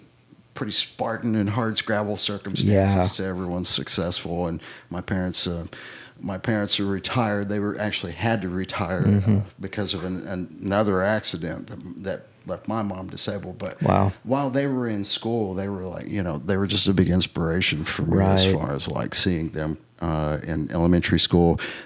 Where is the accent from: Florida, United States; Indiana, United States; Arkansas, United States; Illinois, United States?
Arkansas, United States; Northeast; also born or lived in Alaska; we grew up in Northeast Arkansas, and it's rural agriculture, very similar to where we're at here.